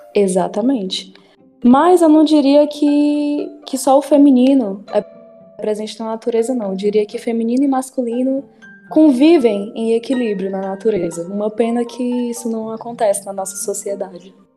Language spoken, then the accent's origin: Portuguese; Horizonte, Ceará, Brazil; also born or lived in Piauí; Eu não morei a minha vida toda em Horizonte. Eu morei os primeiros anos da minha vida no Piauí